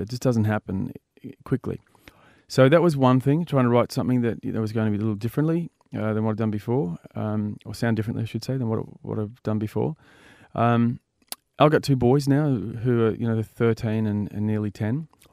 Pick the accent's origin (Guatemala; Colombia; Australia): Australia; Byron Bay, New South Wales; I'm from Byron Bay